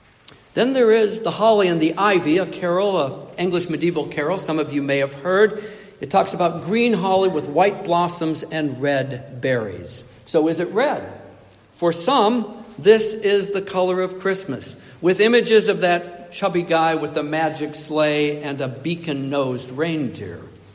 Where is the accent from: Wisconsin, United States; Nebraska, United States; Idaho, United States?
Nebraska, United States; also born or lived in Michigan, United States / Ontario, Canada; I desperately wanted snow when I was a child and a youth growing up in Nebraska and Michigan and Ontario.